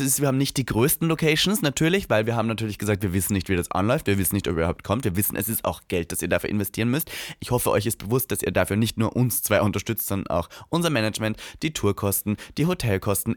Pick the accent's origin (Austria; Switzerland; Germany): Austria; moved away; in meiner Heimat